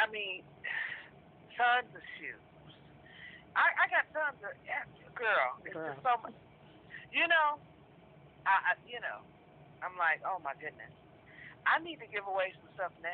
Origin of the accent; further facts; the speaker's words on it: San Francisco, California, United States; I'm born and raised in San Francisco.